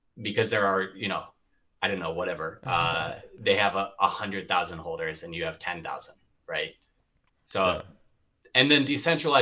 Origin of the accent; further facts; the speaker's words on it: Boston, Massachusetts, United States; moved away as an adult; also born or lived in Atlanta / Miami; I grew up in the Boston area.